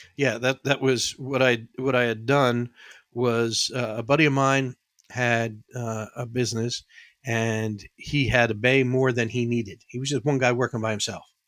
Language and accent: English; New York City, New York, United States; also born or lived in New England; I was born and raised in the Bronx, and then from the Bronx, we went out to the suburbs.